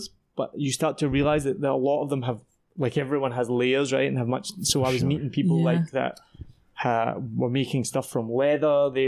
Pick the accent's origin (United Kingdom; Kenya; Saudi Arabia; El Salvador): United Kingdom; Scotland; also born or lived in Wellington, New Zealand; now in Vietnam; I'm from Scotland.